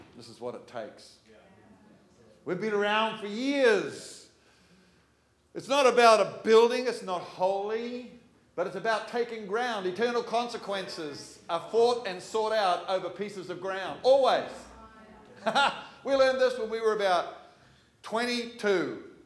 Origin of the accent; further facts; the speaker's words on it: Manukau, Auckland, New Zealand; just enough street smarts growing up in Manukau